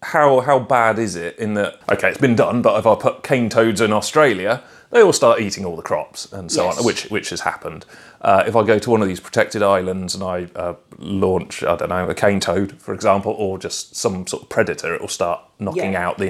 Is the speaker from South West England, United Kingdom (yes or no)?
yes; Cheltenham, South West England, United Kingdom; I'm from Cheltenham, which has a certain reputation.